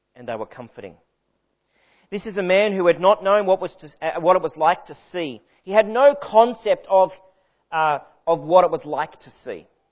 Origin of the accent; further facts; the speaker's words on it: Sydney, New South Wales, Australia; moved away as an adult; now in Victoria, Australia; I was born in Sydney, raised in Sydney